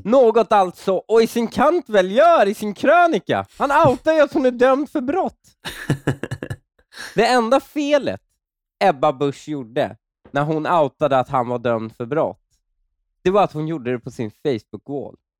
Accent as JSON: {"language": "Swedish", "town": "Stockholm", "region": "Stockholm County", "country": "Sweden", "tie": "born or raised there", "said": "när jag växte upp i Husby"}